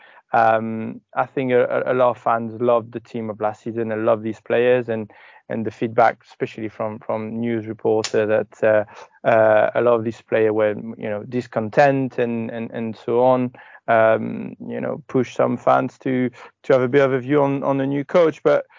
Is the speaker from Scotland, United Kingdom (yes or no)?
yes; Scotland, United Kingdom; As a Scot, I think it's fun that you play the pessimist.